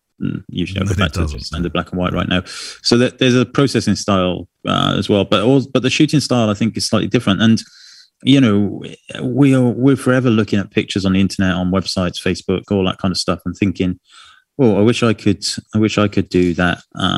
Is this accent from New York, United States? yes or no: no; San Diego, California, United States; Anyway, I am from San Diego, California, and I mostly photograph documentary style of family in everyday life.